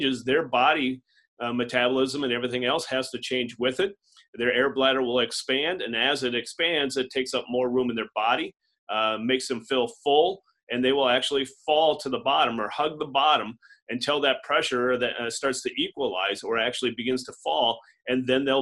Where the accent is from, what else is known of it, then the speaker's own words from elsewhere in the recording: Adrian, Minnesota, United States; also born or lived in Wisconsin; now in Sioux Falls, United States; I'm a native of Southwest Minnesota. I grew up in Adrian, which is in Southwest Minnesota